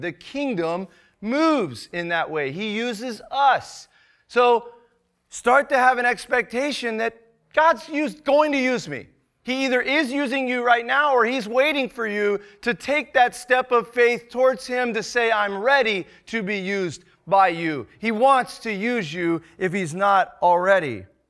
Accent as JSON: {"language": "English", "region": "Texas", "country": "United States", "tie": "born or raised there", "also_born_or_lived": "Northwest Arkansas", "moved": "yes", "said": "We're both born and raised in Texas, but, um, we call Arkansas home"}